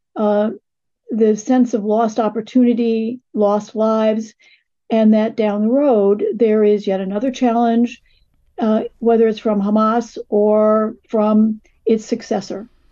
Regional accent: United States; as an American

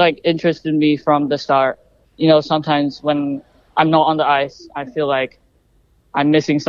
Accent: China; now in New Zealand; I was born in China.

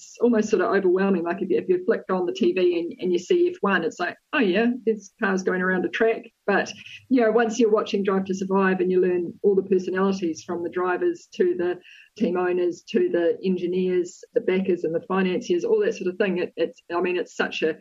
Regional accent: New Zealand; I'm a New Zealand rally driver

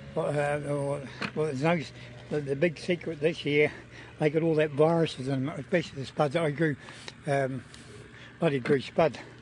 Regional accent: Taranaki, New Zealand; now in Bulls, New Zealand; I'm originally from Taranaki, but I, I live in um, in Bulls uh, in the Rangitikei at the moment

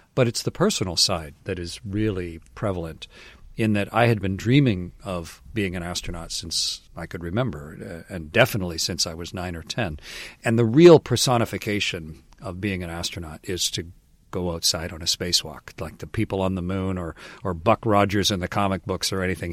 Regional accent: Canada; I was Canadian

